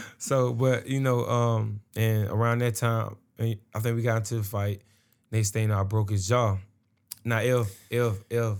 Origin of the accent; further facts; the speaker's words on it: Atlanta, Georgia, United States; I was from Atlanta, you know, that's when I was born